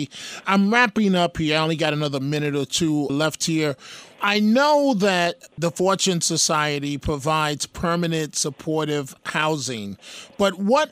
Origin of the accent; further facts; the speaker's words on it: New York City, New York, United States; growing up in New York City and overcoming numerous obstacles